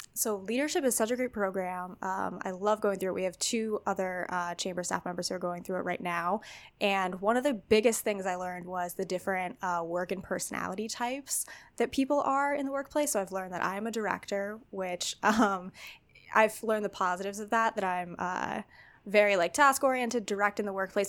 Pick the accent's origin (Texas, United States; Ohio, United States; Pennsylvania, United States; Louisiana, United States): Pennsylvania, United States; Wilkes-Barre; I grew up in Wilkes-Barre